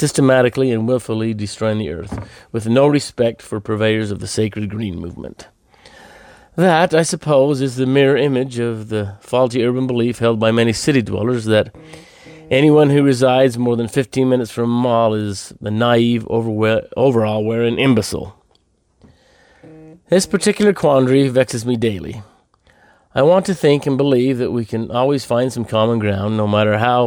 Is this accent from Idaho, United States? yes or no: yes; Idaho, United States; my home state of Idaho